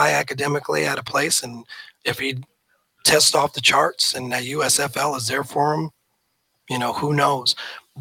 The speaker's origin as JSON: {"language": "English", "town": "Omaha", "region": "Nebraska", "country": "United States", "moved": "yes", "said": "I'm from Omaha, Nebraska originally."}